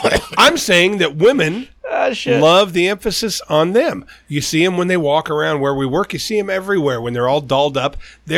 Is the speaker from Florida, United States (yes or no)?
no; Arizona, United States; Living in Arizona now, my hometown.